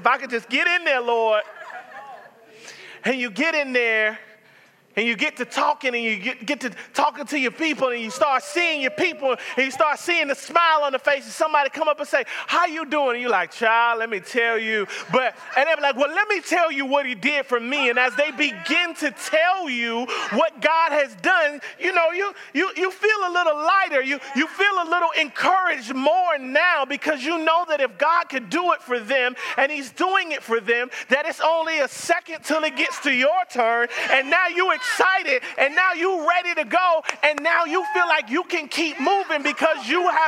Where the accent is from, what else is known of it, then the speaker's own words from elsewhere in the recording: the South, United States; I'm from the South.